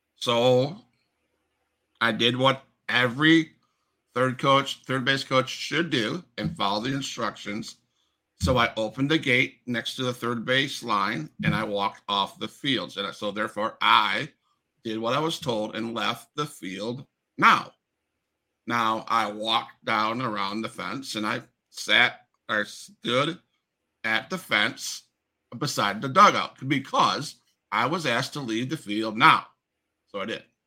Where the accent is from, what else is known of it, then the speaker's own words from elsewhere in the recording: Florida, United States; I'm from Florida